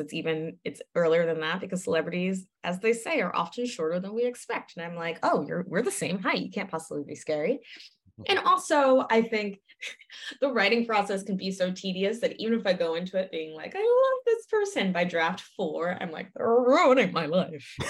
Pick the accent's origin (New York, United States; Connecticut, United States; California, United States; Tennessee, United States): Connecticut, United States; New Haven; moved away; I didn't fully appreciate growing up in New Haven